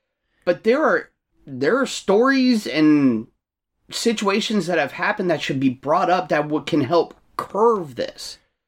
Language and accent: English; Chesterfield, Virginia, United States; And I grew up in Chesterfield, which obviously was nicknamed Arrested Field because the cops out there are dicks for the most part.